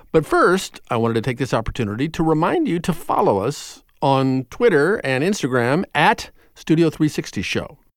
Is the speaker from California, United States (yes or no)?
no; New York, United States; As a New Yorker